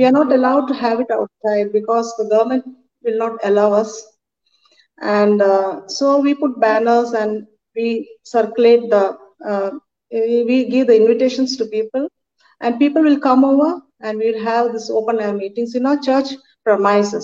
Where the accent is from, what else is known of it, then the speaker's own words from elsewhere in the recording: India; I'm from India, and it's an Asian continent